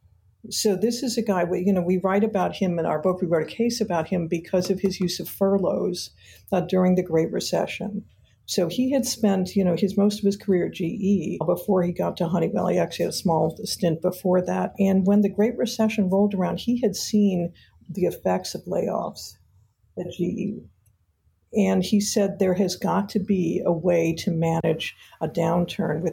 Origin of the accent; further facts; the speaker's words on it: Detroit, Michigan, United States; I grew up in Detroit, Michigan